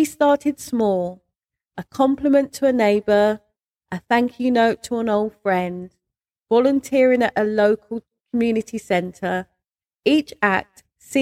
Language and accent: English; London, United Kingdom; moved away as an adult; now in Berkshire, United Kingdom; when I moved from London, because I'm a Londoner, when I moved from London to Berkshire